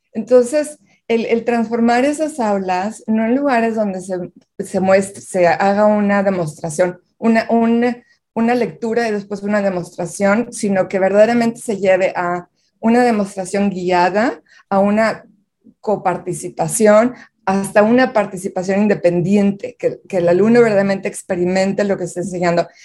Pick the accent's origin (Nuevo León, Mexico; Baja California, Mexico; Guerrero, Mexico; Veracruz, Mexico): Nuevo León, Mexico; Monterrey; moved away as an adult; now in United States; Yo nací y crecí en Monterrey